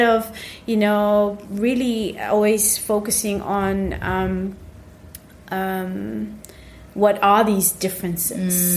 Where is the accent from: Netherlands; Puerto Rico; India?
Netherlands; growing up in the Netherlands